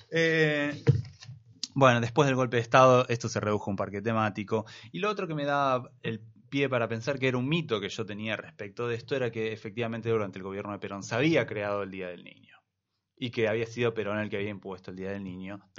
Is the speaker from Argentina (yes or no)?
yes; Argentina; de la cual nosotros tenemos que sentirnos bastante mal, digo como argentinos.